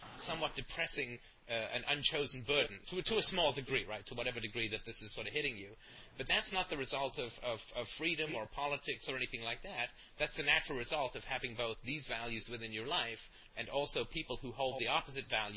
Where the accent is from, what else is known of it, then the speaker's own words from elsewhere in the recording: Canada; I'm Canadian